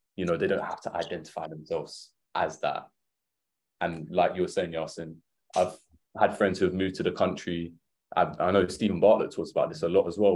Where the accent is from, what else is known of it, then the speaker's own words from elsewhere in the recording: Essex, East of England, United Kingdom; growing up in Essex